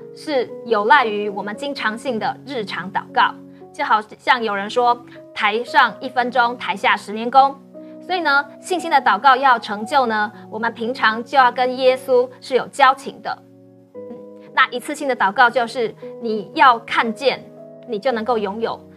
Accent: Taiwan; also born or lived in Sweden; 我们台湾人最喜欢是什么

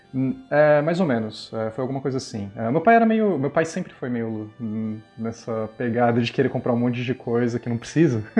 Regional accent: São Paulo, Brazil; Eu sou daqui de São Paulo

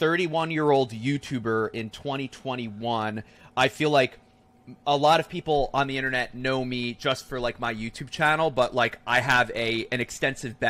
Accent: New Jersey, United States; I was born and raised in New Jersey

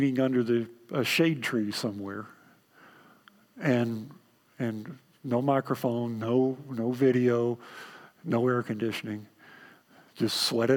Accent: Texas, United States; accent: Texan; My native language is Texan

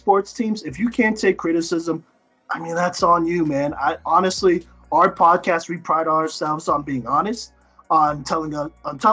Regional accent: Dallas, Texas, United States; I'm from South Dallas

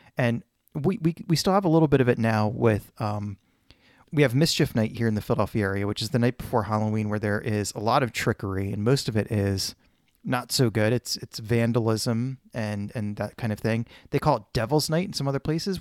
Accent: Poland; moved away; where I was born in Poland

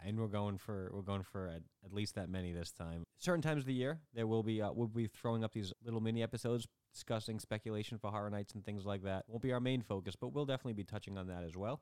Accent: Northeast, United States; we are from the Northeast. We don't live there.

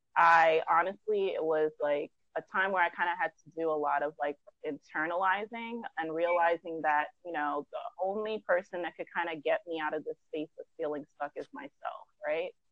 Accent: New York City, New York, United States; originally from Brooklyn, uh-huh. New York.

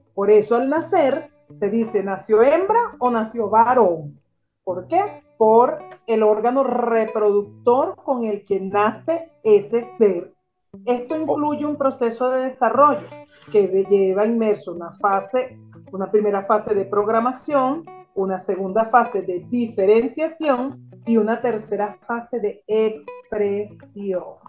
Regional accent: Venezuela; moved away as an adult; now in Argentina; ambos somos originarios de Venezuela, pero ambos estamos adoptados en diferentes países. Él está adoptado en Chile, yo estoy adoptada en Argentina

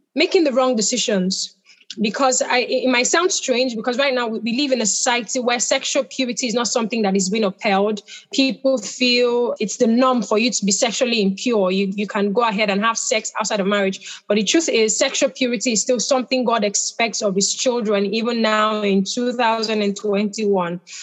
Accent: Nigeria; I'm Nigerian.

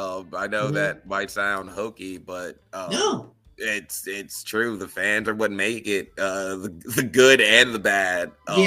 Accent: Wisconsin, United States; I'm a wrestler from Wisconsin. Wisconsin doesn't, you know, usually get that much love and attention in the wider indie world.

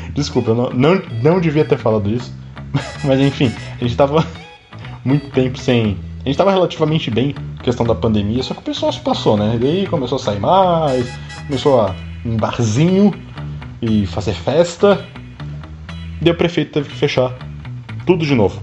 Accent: Florianópolis, Santa Catarina, Brazil; eu sou de Florianópolis

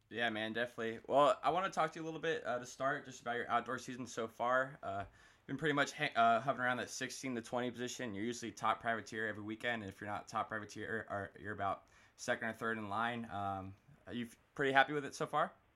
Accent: Florida, United States; I'm down here from Florida

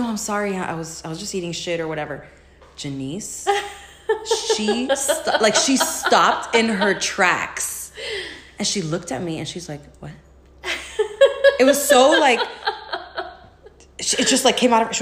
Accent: Miami, Florida, United States; accent: Miami; moved away as an adult; also born or lived in Philadelphia

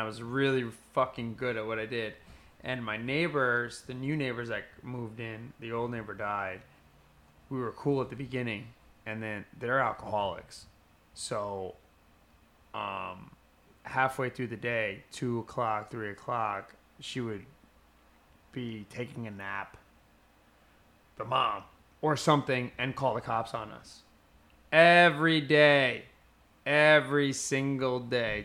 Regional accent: New Jersey, United States; moved away; I grew up in North Jersey

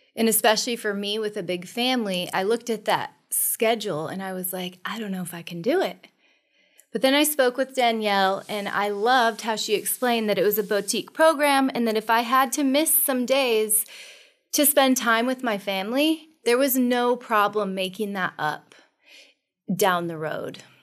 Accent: Monroe, Washington, United States; I am from Monroe. I'm a country girl

